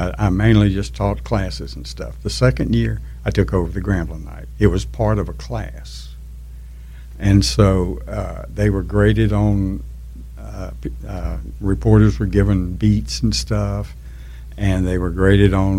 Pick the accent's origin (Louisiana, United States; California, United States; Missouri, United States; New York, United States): Louisiana, United States; Shreveport; also born or lived in Bossier City, Louisiana; now in Grambling, United States; I was born in Shreveport and graduated from Bossier High.